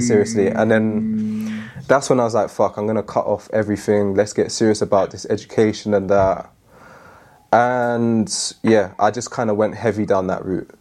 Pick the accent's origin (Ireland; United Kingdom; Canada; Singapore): United Kingdom; London; moved away as an adult; now in Manchester, United Kingdom; I'm born and raised in London